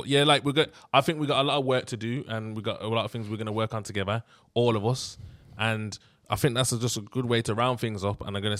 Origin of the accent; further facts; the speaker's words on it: Birmingham, West Midlands, United Kingdom; we come from Birmingham